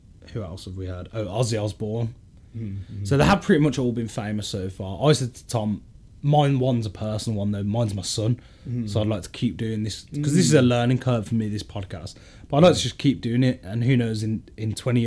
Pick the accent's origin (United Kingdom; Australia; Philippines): United Kingdom; Birmingham, West Midlands; I feel like I am a Brummie